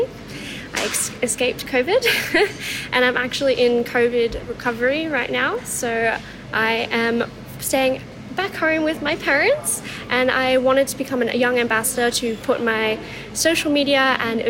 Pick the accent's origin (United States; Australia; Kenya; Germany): Australia; Dalveen, Queensland; also born or lived in Brisbane / London; We're from Dalveen, which is not that far out of Stanthorpe